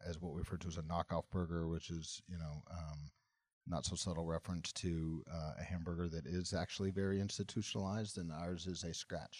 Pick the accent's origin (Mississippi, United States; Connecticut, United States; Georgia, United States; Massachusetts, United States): Mississippi, United States; moved away; I'm a kid from Mississippi who escaped the deep south